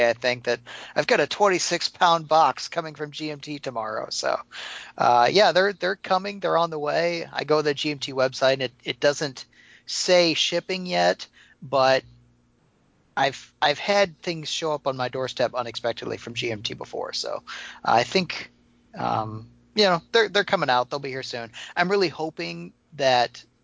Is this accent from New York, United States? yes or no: no; Missouri, United States; I'm from Missouri, and that's not far from here